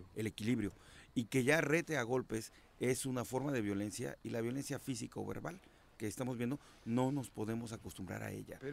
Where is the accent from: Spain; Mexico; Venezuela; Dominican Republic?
Mexico; Huitzilac, Morelos; vengo criado de Huitzilac